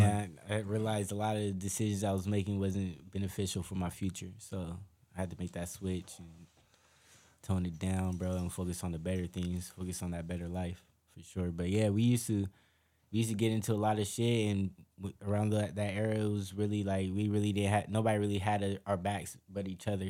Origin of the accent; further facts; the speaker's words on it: Long Beach, California, United States; we were always hung around the same circle growing up in Long Beach